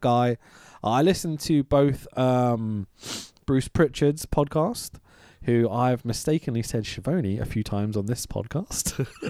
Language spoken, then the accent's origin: English; England, United Kingdom; we're English